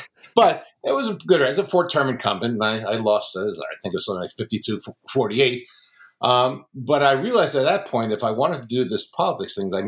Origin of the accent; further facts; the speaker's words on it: Long Island, Suffolk County, New York, United States; I grew up on Long Island, out in Suffolk County, which people always forget that Long Island is a really long island. So it was 60 miles outside the city.